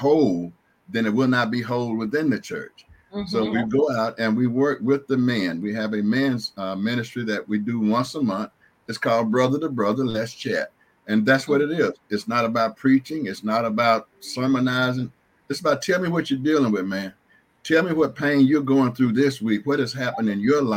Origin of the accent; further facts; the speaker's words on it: Canton, Mississippi, United States; moved away; also born or lived in Raleigh-Durham, North Carolina; I'm originally from Canton, Mississippi, to which I just relocated after spending many, many years in the Raleigh-Durham area of North Carolina.